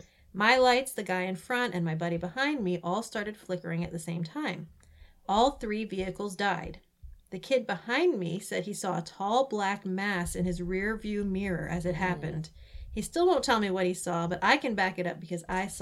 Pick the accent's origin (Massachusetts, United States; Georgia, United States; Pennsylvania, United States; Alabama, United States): Massachusetts, United States; New Bedford; I grew up in New Bedford and would go hiking and spend the night out there in the Freetown State Forest, not very far from Profile Rock.